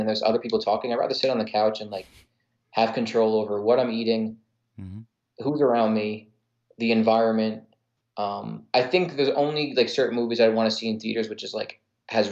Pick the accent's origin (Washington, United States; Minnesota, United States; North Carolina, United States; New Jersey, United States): New Jersey, United States; I'm an Italian from New Jersey.